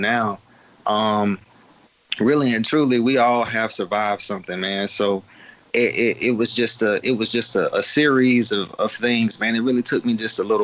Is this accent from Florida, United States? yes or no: yes; Florida, United States; I'm from Florida